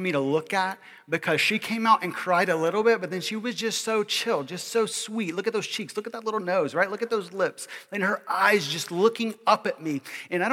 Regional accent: Kentucky, United States; I grew up in Kentucky, okay, middle of America, okay, kind of the Midwest, kind of the South, kind of the North, certain parts of the state

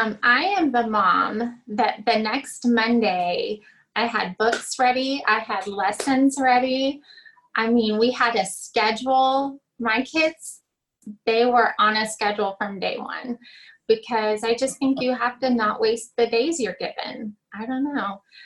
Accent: Louisiana, United States; born there; I was born in Louisiana. So I just say I'm from Texas because that's a step up.

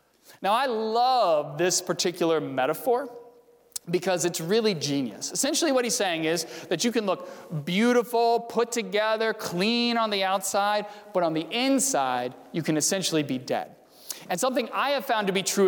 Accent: Fredericksburg, Virginia, United States; now in Arlington Heights, United States; I grew up in Fredericksburg, Virginia.

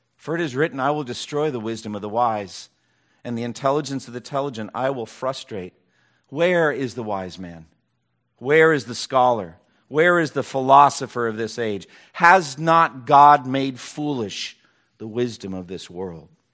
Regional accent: eastern Massachusetts, United States; now in Raleigh-Durham, United States; four cities in eastern Massachusetts around my hometown where I grew up

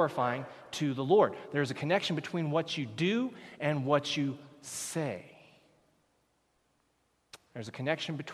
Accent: United States; moved away as an adult; now in Canada; I am from the United States

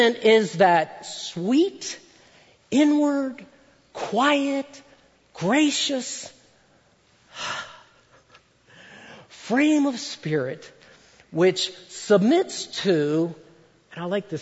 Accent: United States; I grew up just outside of Washington, D.C.

